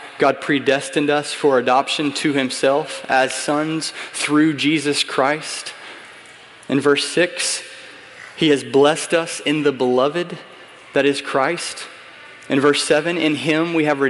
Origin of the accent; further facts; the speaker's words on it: United States; I'm an American